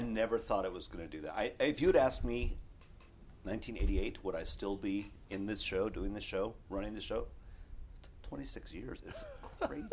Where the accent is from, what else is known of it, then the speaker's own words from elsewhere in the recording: Wisconsin, United States; now in Los Angeles, United States; I'm from Wisconsin.